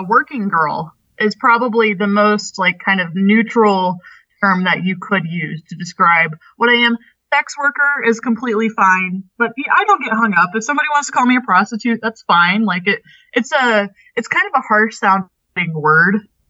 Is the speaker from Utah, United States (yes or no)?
no; Houston, Texas, United States; moved away as an adult; I was 19. You know, I came from Houston, Texas. So it was just a huge culture shock.